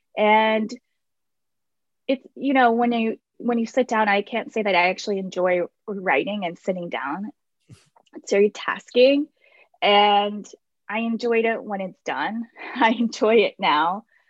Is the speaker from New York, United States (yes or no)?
no; Baltimore, Maryland, United States; I am from Baltimore. And I grew up and lived around the area in Locust Point and Federal Hill for uh, many years